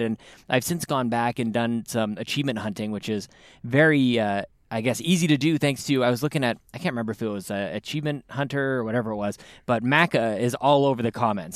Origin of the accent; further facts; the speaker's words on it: Canada; we're Canadian, we all took, uh, French in high school.